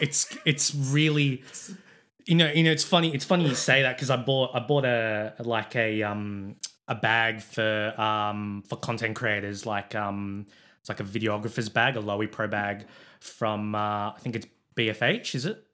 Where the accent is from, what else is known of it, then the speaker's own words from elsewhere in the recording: Sydney, New South Wales, Australia; I'm born and bred in Sydney